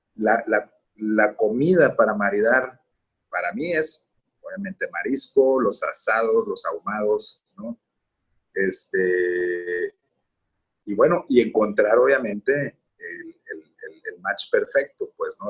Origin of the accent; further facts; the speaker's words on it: Sinaloa, Mexico; soy sinaloense